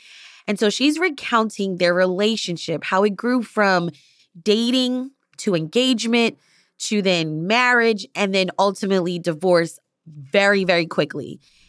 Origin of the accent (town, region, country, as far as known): Philadelphia, Pennsylvania, United States